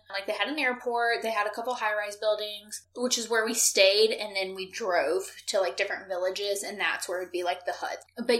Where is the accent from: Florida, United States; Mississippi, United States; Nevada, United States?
Florida, United States; Pensacola; also born or lived in St. Louis, Missouri; I was born in St. Louis, Missouri. When I was in second grade, my family moved to Pensacola. Consider myself from Pensacola since I've lived here the majority of my life.